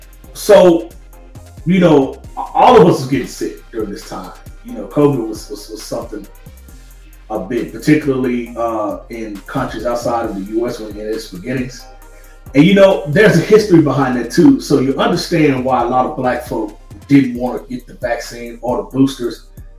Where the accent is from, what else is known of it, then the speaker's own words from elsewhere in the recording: the South, United States; now in Los Angeles, United States; Because for me, you know, living in LA and growing up in the South, the South is different from, of course, the people out here.